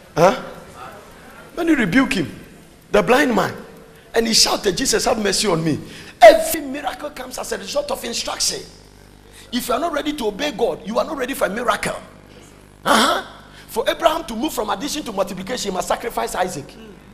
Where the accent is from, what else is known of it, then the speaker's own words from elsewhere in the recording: Ghana; I say, Ghana.